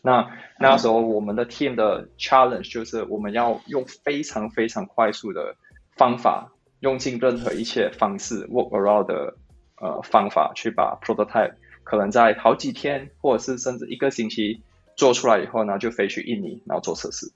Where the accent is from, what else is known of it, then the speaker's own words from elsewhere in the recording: Malaysia; also born or lived in Singapore; now in Taiwan; 那我是来自马来西亚